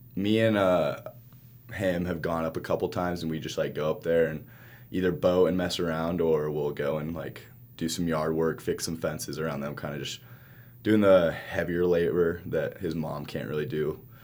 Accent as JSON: {"language": "English", "town": "Salt Lake City", "region": "Utah", "country": "United States", "tie": "born or raised there", "also_born_or_lived": "Marshall Islands", "said": "we grew up in Salt Lake"}